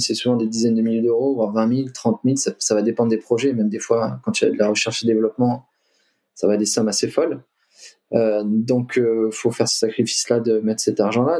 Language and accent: French; Limoges, Nouvelle-Aquitaine, France; moved away as an adult; also born or lived in Lyon / Australia; je suis originaire de Limoges